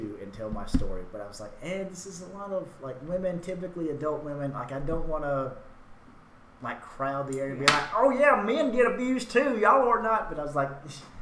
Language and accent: English; Hackleburg, Alabama, United States; I grew up in Hackleburg, a very small, like a town in northwest Alabama with a population of about 1,000 people.